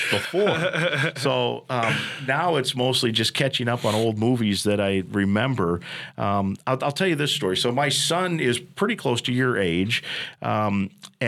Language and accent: English; Iowa, United States; moved away; I grew up going to games there because that was my home state